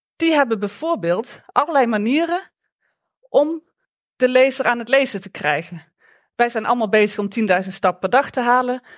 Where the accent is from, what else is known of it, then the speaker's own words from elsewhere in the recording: Limburg, Netherlands; accent: Limburgish; moved away; also born or lived in Eindhoven; mijn Limburgse accent